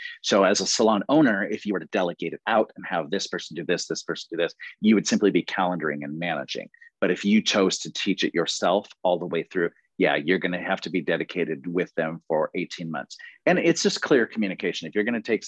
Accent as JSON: {"language": "English", "town": "Seattle", "region": "Washington", "country": "United States", "also_born_or_lived": "Pampa, Texas", "said": "I'm from Seattle, Washington, and I'm managing the program from here."}